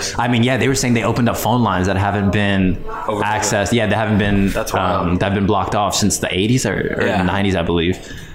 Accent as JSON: {"language": "English", "town": "Bethesda", "region": "Maryland", "country": "United States", "tie": "born or raised there", "also_born_or_lived": "Washington, D.C. / Silver Spring, Maryland", "said": "My parents are from Eritrea. I was born here in Washington, D.C. I actually ended up moving to Bethesda, mm-hmm. after living in Silver Spring for some time."}